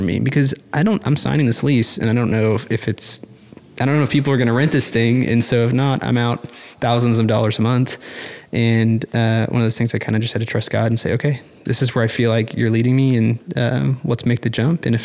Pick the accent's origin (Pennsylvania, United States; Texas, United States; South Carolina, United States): Texas, United States; Austin; also born or lived in Arlington, Texas; now in Fort Worth, United States; I grew up in Austin